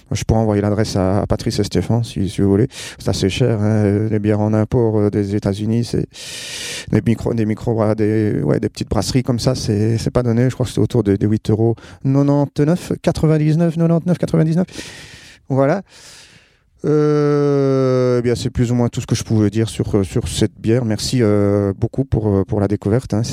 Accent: Wallonia, Belgium; je viens de Belgique, euh, province de Liège. J'habite près de Spa

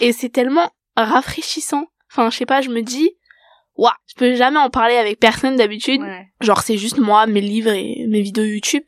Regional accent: France; je suis française.

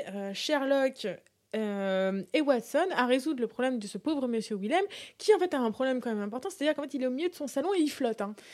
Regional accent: France; Nous, en tant que Français

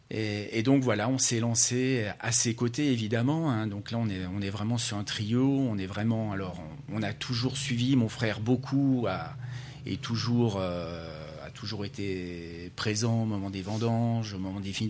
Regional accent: Savoie, Auvergne-Rhône-Alpes, France; born or raised there; moved away as an adult

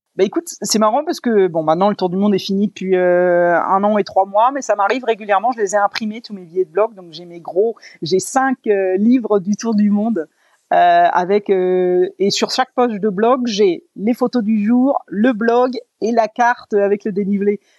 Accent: France; moved away as an adult; depuis mes 20 ans quand j'ai quitté la France

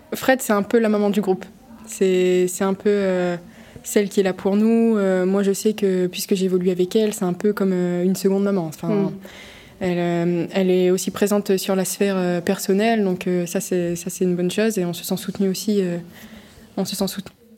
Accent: Boulogne-sur-Mer, Hauts-de-France, France; je suis originaire de Boulogne

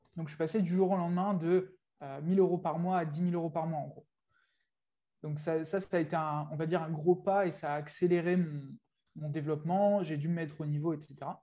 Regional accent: France; moved away as an adult; also born or lived in England; now in Thailand; je vis en Thaïlande aujourd'hui. j'ai vécu 4 ans en Angleterre avant, donc ça fait un petit moment que j'ai quitté, j'ai quitté la France.

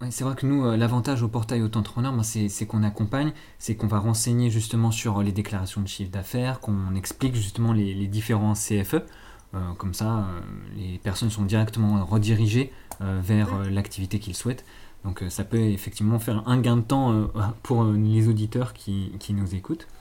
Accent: Auvergne-Rhône-Alpes, France; je viens de Rhône-Alpes aussi

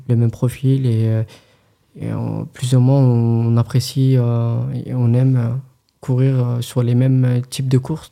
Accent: France; en tant que Français

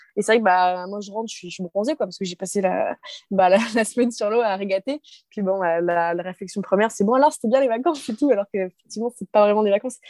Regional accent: Brest, Brittany, France; je suis originaire de Brest

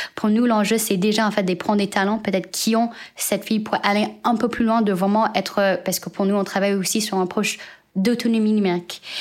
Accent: United States; moved away; also born or lived in China; je suis née en Chine et j'ai grandi aux États-Unis

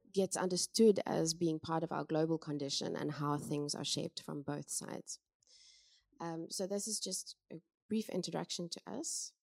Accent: Cape Town, Western Cape, South Africa; moved away as an adult; now in Amsterdam, Netherlands; I'm from Cape Town in South Africa

